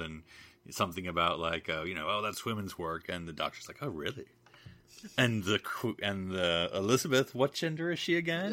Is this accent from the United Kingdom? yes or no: yes; United Kingdom; I'm just a British